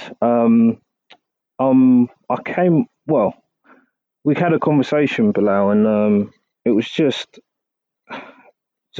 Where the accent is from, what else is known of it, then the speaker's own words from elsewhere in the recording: London, United Kingdom; as a Londoner